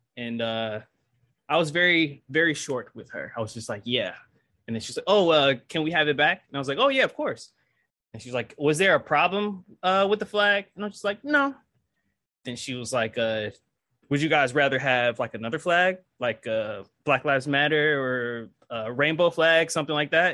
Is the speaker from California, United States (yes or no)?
no; Detroit, Michigan, United States; now in Georgia, United States; I'm from Detroit. I'm, I'm an urbanite